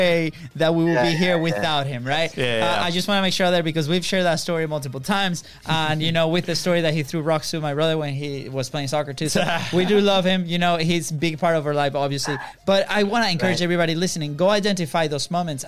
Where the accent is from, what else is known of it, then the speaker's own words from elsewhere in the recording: Venezuela; moved away; we come from Venezuela, a third world country. And we grew up with a parent